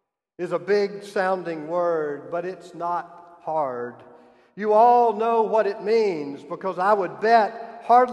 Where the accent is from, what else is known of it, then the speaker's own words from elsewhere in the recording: South Carolina, United States; moved away; my home state